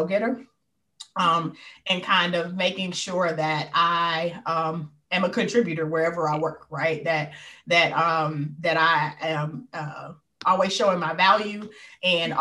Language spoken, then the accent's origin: English; Detroit, Michigan, United States; I was born and raised here